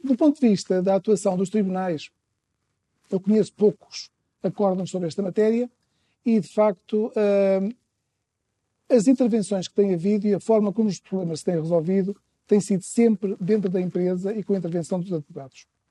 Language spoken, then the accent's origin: Portuguese; Trás-os-Montes, Portugal; sou transmontano